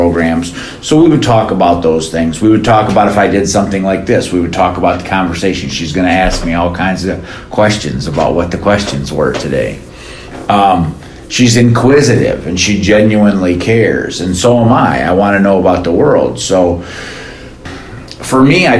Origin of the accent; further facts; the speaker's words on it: Lansing, Michigan, United States; my wife is from Lansing, I'm from Lansing